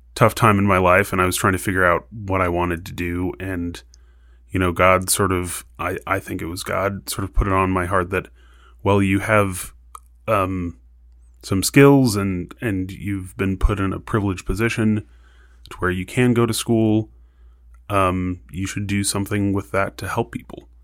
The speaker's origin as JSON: {"language": "English", "town": "El Paso", "region": "Texas", "country": "United States", "moved": "as an adult", "lives_now": "Tucson, United States", "said": "I'm not from Arizona. I'm from El Paso, Texas, but both of my parents are from Arizona"}